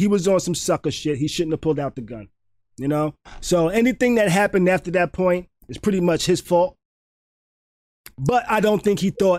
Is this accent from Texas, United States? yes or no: no; New York, United States; now in Florida, United States; Okay, I'm from New York. I'm from New York.